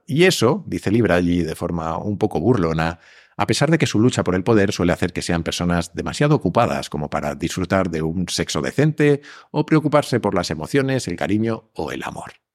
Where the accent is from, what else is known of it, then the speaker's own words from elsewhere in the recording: Spain; como decimos en España